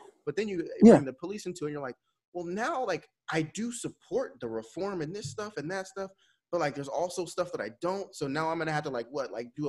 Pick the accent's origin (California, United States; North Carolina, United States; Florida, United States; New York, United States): California, United States; also born or lived in Kansas; now in Texas, United States; Like, I went to school in Kansas. I'm from California. I live in Texas.